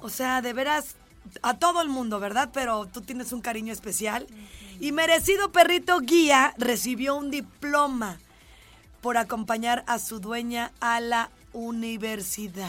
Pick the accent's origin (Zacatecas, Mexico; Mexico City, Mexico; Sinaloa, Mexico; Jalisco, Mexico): Jalisco, Mexico; Ciudad Guzmán; el lugar donde yo nací